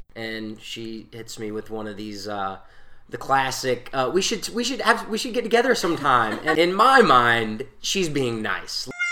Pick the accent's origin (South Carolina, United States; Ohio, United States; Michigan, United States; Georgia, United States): South Carolina, United States; Newberry; I'm from Newberry